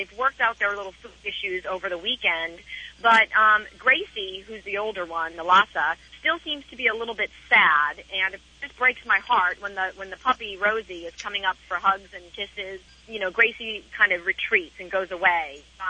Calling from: Newport Beach, California, United States; I'm Newport Beach.

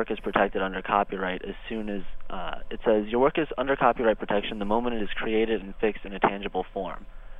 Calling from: Pennsylvania, United States

